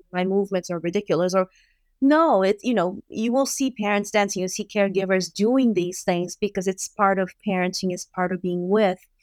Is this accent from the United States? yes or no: no; Brazil; moved away; I grew up in Brazil